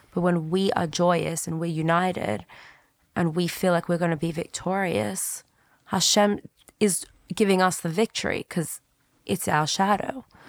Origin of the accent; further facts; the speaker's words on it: Sydney, New South Wales, Australia; moved away; I'm from Sydney